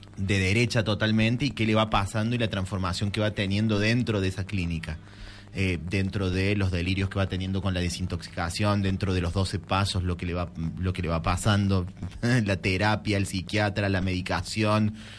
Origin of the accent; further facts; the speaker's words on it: Córdoba, Argentina; moved away as an adult; also born or lived in Buenos Aires; yo me fui en el 2003 de Córdoba, volví en el 13, 2013